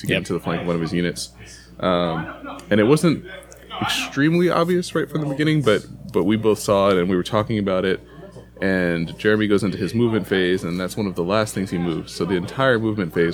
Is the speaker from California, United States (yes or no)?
no; San Antonio, Texas, United States; moved away as an adult; now in Austin, United States; Pat and I went to high school in San Antonio, so we were from here prior to Austin